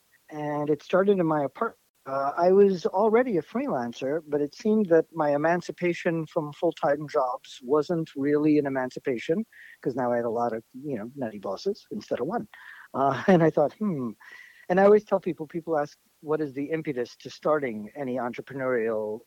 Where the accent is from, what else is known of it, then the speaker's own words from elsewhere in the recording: New York City, New York, United States; also born or lived in Jamaica Estates, Queens; I'm a born and raised New York City kid. I grew up in Forest Hills